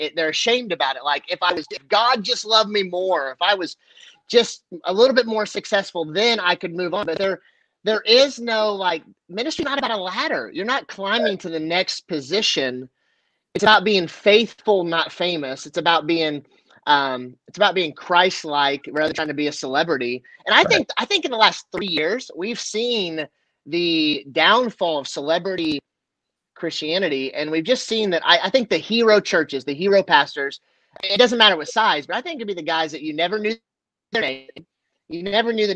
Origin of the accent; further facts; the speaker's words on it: Kansas, United States; also born or lived in Denver, Colorado; I was raised by family in Kansas versus I was born in Denver.